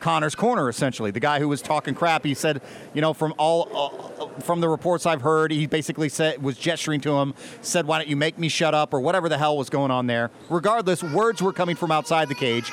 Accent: United States; I'm from a different culture. I'm from the United States of America.

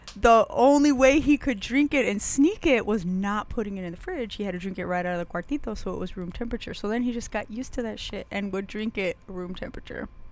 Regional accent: Las Cruces, New Mexico, United States; when I was a kid growing up in Las Cruces

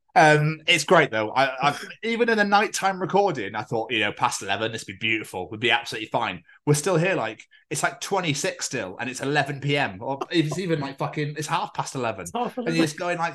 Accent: Aberdeen, Scotland, United Kingdom; my hometown now, Aberdeen Football Club

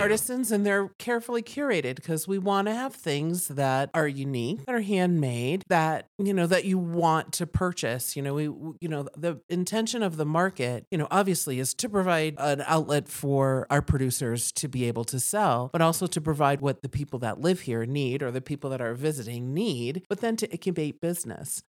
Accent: East Coast, United States; now in Steamboat Springs, United States; I moved here in nineteen ninety. I came here on vacation and just fell in love. I'm from the East Coast

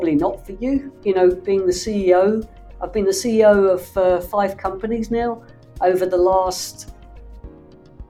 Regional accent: London, United Kingdom; now in Los Angeles, United States; I grew up in the UK. I grew up in London

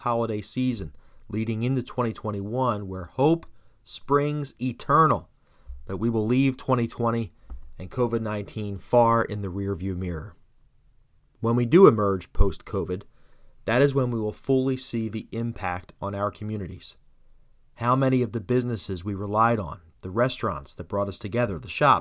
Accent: New Jersey, United States; Born and raised in South Jersey

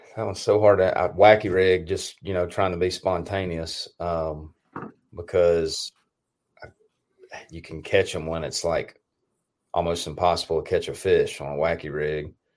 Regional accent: Tennessee, United States; also born or lived in Mississippi; I'm from Tennessee, but I have I have very close ties to Mississippi

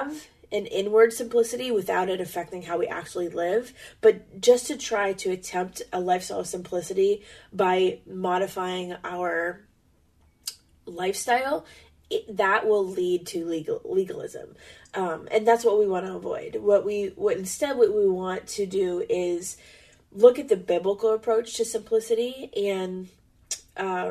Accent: United States; we're American

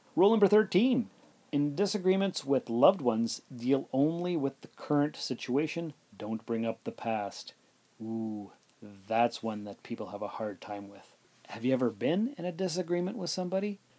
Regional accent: Sault Ste. Marie, Ontario, Canada; also born or lived in North Bay, Ontario; now in Timmins, Canada; I'm from Sault Ste. Marie, Ontario, and I lived in North Bay, and I lived in, well, I'm living in Timmins right now.

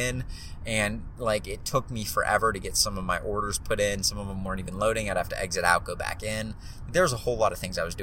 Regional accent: Pittsburgh, Pennsylvania, United States; I grew up in Pittsburgh and I still live in Pittsburgh

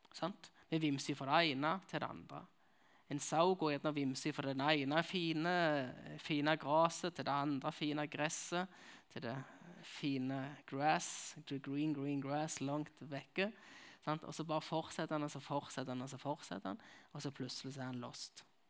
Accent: Nærbø, Varhaug, Rogaland, Norway; accent: Jærsk; now in Kristiansand, Norway; Jeg kommer fra Nærbø Varhaug, som det heter. Jeg kommer fra begge plasser.

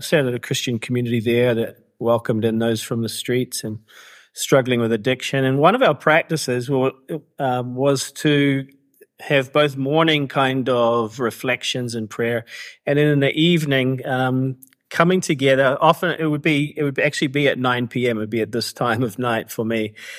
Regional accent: New Zealand; moved away as an adult; also born or lived in Canada / Vancouver; now in Cambodia; I was actually born in Canada to immigrant parents, but grew up in New Zealand. So that's, that explains my accent.

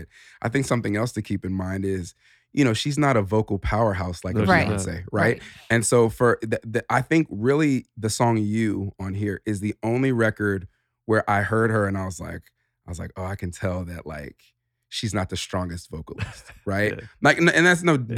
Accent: California, United States; as a kid growing up in California

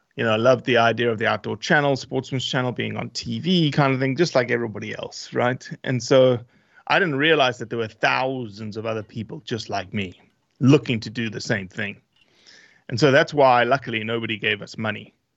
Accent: South Africa; moved away; also born or lived in Brazil / Australia; originally South Africa, um, not born and raised, but born in Brazil, but moved to South Africa when I was very, very small.

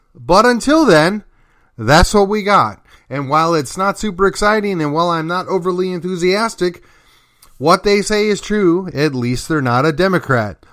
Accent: Milwaukee, Wisconsin, United States; now in McKinney, United States; my home state and city of Milwaukee

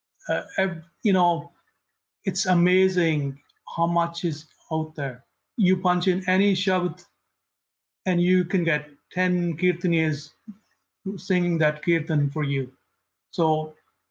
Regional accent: India; moved away; I grew up in India, and I have a good understanding of Punjabi

